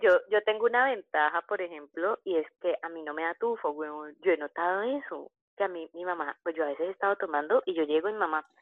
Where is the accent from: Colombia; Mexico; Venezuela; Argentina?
Colombia; Cali, Valle del Cauca; Yo como buena caleña, a mí me gusta bailar